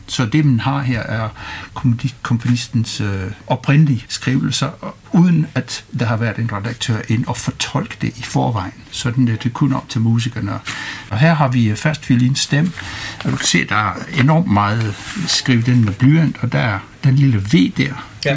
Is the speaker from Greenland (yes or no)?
no; United Kingdom; moved away as an adult; now in Randers, Denmark; Jeg kommer fra Storbritannien, øh, hvor jeg har studeret musik på universitet og direktion på konservatoriet